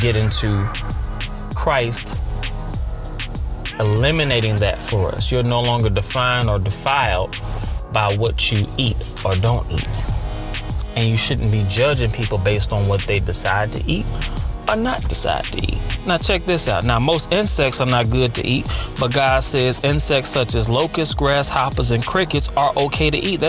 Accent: United States; Me being born and raised in America

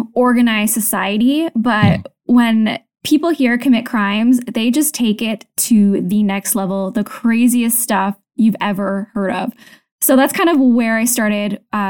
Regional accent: Canada; now in Tokyo, Japan; So I'm a Canadian, and I'm currently living in Tokyo. My husband is military, so we move a lot.

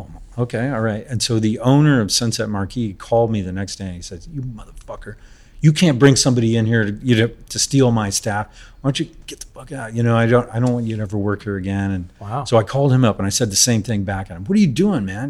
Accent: San Francisco, California, United States; also born or lived in Napa Valley; San Francisco. It's my hometown.

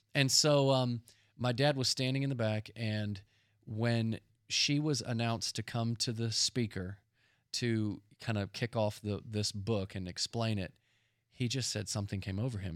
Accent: Dallas, Texas, United States; We grew up in Dallas, Texas, and our dad was a pastor

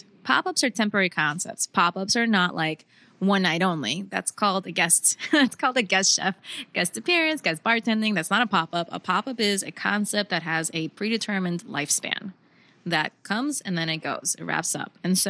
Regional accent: New York, United States; So I grew up in New York in the 90s.

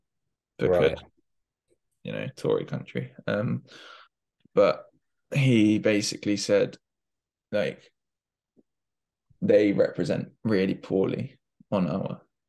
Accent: London, United Kingdom; I'm from Fulham

